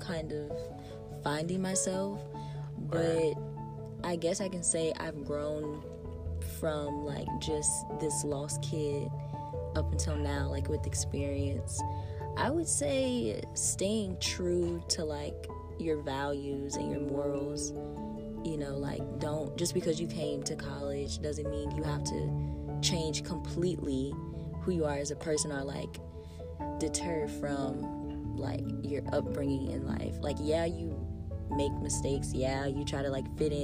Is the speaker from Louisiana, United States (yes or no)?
yes; Raceland, Louisiana, United States; because I'm an in-state student, I'm from Raceland, Louisiana, yes, the dirty south.